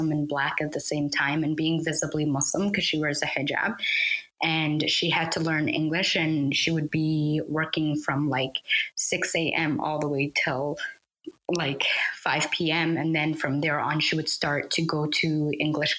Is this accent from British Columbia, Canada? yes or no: no; Edmonton, Alberta, Canada; also born or lived in Somalia; I came to Canada at a very young age. I started elementary from here